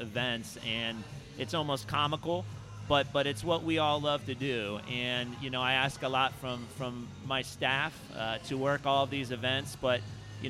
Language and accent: English; Laguna Niguel, California, United States; growing up in Laguna Niguel